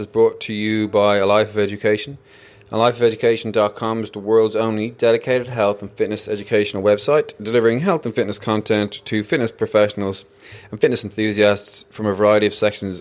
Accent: Ireland; as an Irish guy

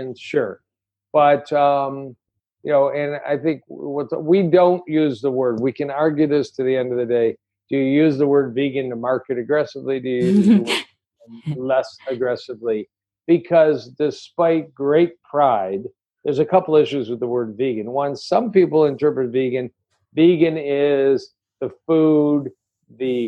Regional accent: Detroit, Michigan, United States; I want to be in Detroit. It's my hometown

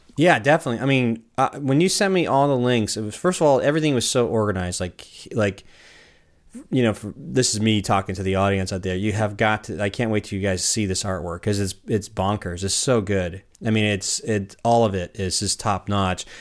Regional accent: California, United States; now in Portland, United States; I grew up in California

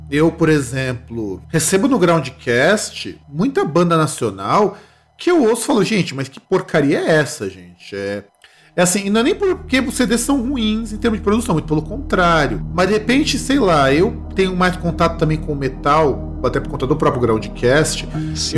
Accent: Rio Grande do Sul, Brazil; são lá da minha terra, lá do Rio Grande do Sul

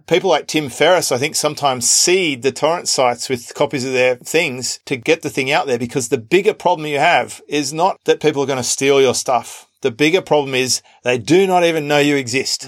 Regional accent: Australia; accent: Australian; my Australian accent stands out

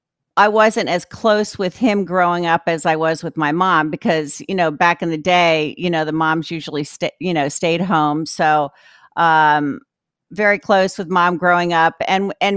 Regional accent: Sparta, New Jersey, United States; also born or lived in Miami, Florida; I was raised in Jersey because he was a captain

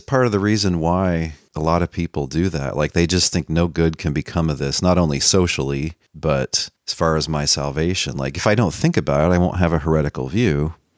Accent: Dallas, Texas, United States; I grew up in North Dallas

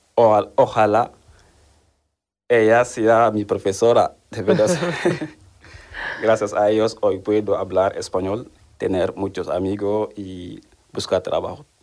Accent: Senegal; Spanish is a second language; moved away as an adult; now in Seville, Spain; tengo 30 años y soy de Senegal

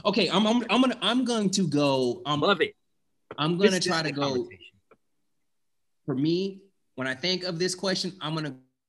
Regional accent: West Coast, United States; now in Texas, United States; I'm from the West Coast

